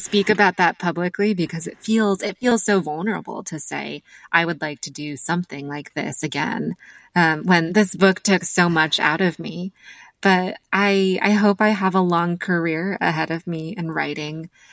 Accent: United States; being American and also being the daughter of immigrants

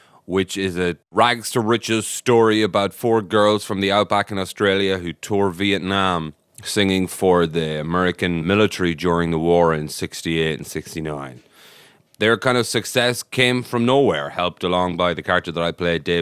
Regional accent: west of Ireland, Ireland; I'm from a very small town in the west of Ireland

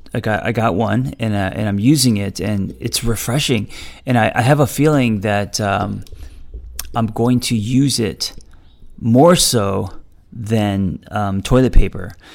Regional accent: United States; I am also an American

